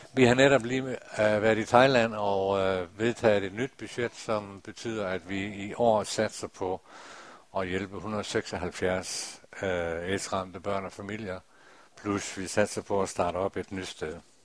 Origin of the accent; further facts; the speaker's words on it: North Jutland, Dronninglund, North Denmark Region, Denmark; op i Nordjylland i Drønlund Missionshus, der for mange, mange år siden, da jeg var en dreng